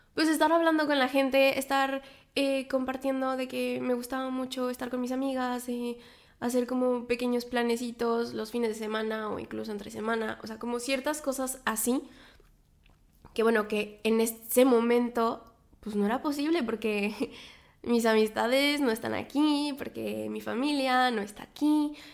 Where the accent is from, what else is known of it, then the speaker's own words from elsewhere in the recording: Mexico; moved away as an adult; also born or lived in Poitiers, France / south of France; now in Paris, France; soy mexicana, vivo en Francia, en este momento vivo en París